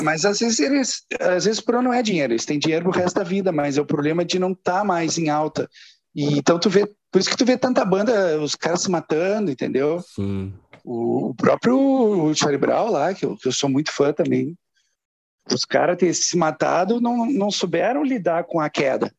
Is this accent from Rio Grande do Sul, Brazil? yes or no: yes; Porto Alegre, Rio Grande do Sul, Brazil; moved away; also born or lived in São Paulo; quatro caras de Porto Alegre, né? Era, era eu, o Tavares, o Vavo e o Lucas.